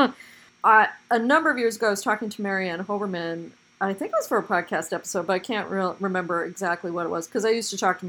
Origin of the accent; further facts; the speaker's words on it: Portland, United States; my own growing up in Portland